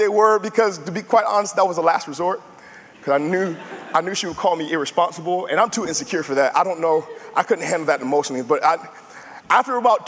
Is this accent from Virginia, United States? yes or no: yes; Tidewater area, Virginia, United States; I'm from the Tidewater area, born and raised.